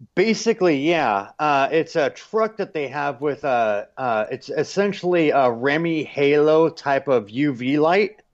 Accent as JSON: {"language": "English", "country": "United States", "moved": "yes", "said": "I'm still American"}